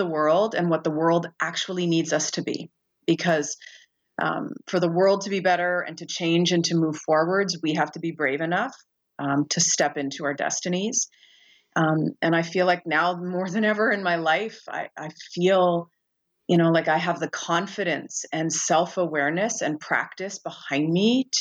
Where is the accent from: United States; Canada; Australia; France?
Canada; Brampton, Ontario; I grew up in Brampton, Ontario